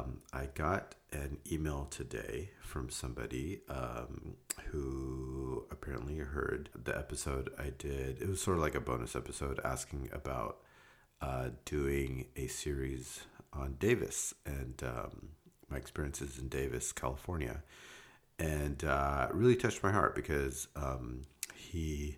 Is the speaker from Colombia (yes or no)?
no; India; born there; It starts in India. So I was born in India in 1973.